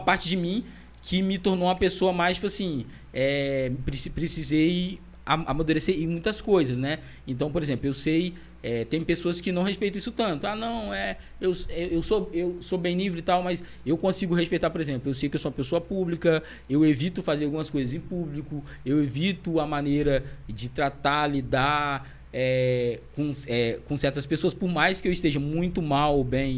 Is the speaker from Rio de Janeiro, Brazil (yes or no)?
yes; Itaperuna, Rio de Janeiro, Brazil; moved away as an adult; eu tinha voltado para Itaperuna